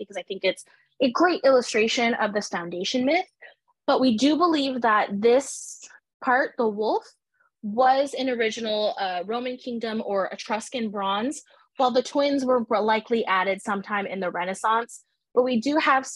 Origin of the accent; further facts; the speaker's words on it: United States; today I'm from the United States